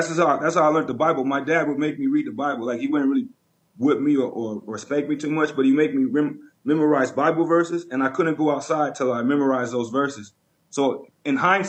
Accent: California, United States; moved away as an adult; also born or lived in Vancouver, Canada / Las Vegas / Los Angeles; now in Canada; I was raised in California

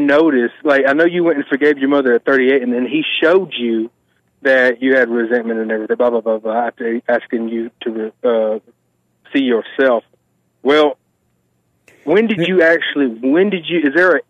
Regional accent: Georgia, United States; I'm from Georgia

